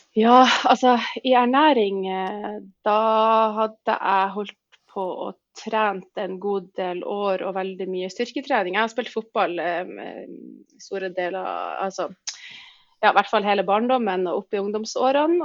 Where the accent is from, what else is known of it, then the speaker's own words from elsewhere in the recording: Tromsø, Troms, Norway; jeg er født og oppvokst i Tromsdal